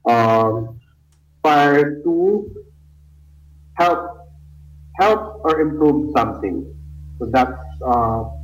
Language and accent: Tagalog; Cavite City, Calabarzon, Philippines; I'm from Cavite City